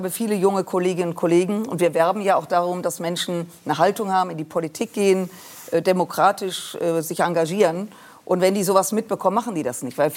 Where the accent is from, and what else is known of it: Düsseldorf, North Rhine-Westphalia, Germany